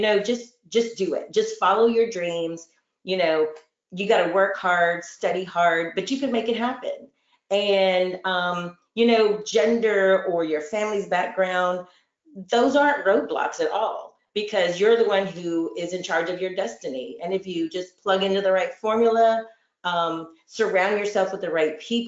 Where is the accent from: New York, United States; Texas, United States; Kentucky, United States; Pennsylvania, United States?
Texas, United States; Houston; grew up in the Houston Galveston area